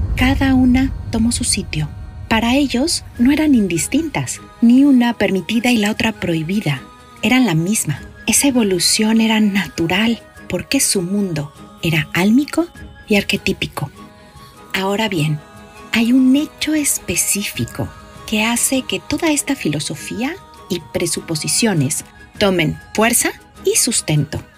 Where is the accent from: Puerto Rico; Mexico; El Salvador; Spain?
Mexico; Los mexicanos somos más guadalupanos que cristianos